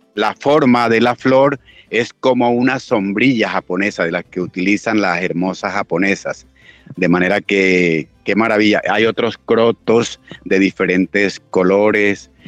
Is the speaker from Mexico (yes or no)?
no; Manaure, Cesar, Colombia; yo soy de Manaure, en donde queremos y sembramos muchísimas flores